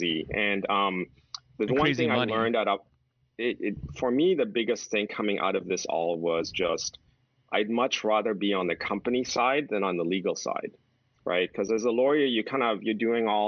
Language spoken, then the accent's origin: English; Houston, Texas, United States; moved away as an adult; also born or lived in New York; now in California, United States; I grew up in Texas